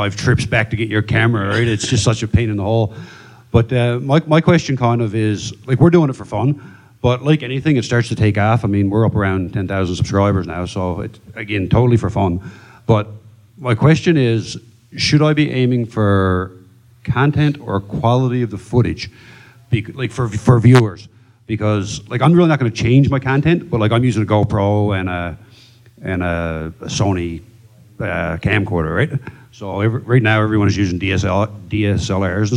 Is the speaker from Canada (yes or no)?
yes; Newfoundland and Labrador, Canada; I'm also from Newfoundland, but just for the record, we live 4,000 miles away and 2 hours apart